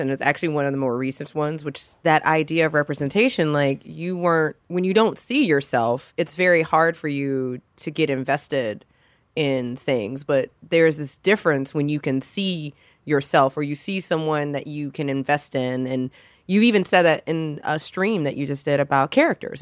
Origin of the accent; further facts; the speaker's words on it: Louisiana, United States; I'm from Louisiana